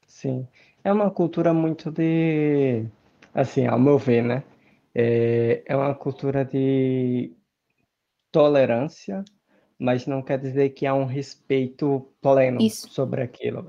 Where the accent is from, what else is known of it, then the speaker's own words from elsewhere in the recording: Brazil; no Brasil a gente fala se machuca